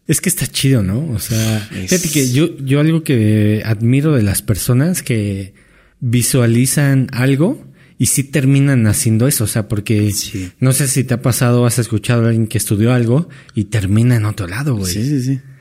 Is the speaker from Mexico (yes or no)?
yes; Mexico; also born or lived in Ireland; de México.